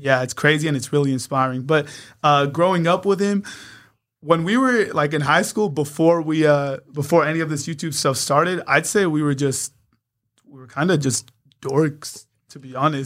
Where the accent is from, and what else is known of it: San Diego, California, United States; born or raised there; also born or lived in Poway